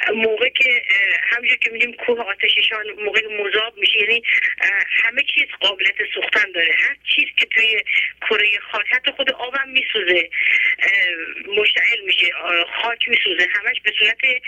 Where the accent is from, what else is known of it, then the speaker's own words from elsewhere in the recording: Iran; ما که ایرانی هستیم